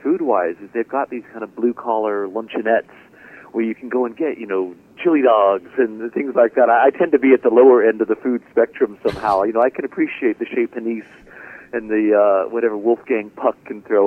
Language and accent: English; California, United States; I'm a Californian